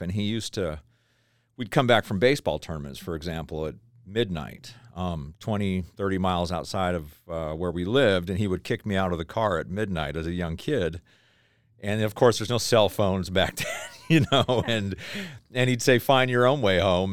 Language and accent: English; Tennessee, United States; moved away; also born or lived in Idaho; we grew up in the South as a little kid. I'm from Tennessee. I was born in Tennessee